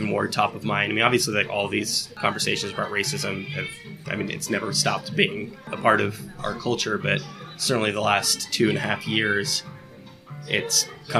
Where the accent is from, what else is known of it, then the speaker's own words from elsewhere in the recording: California, United States; So I'm from the Bay Area. I'm a big A's fan